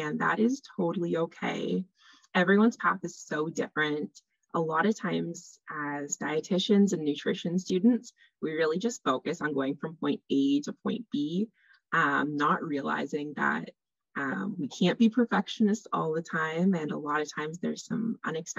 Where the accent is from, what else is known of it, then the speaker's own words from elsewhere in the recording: Canada; also born or lived in Northern Ontario; I am a Canadian dietitian.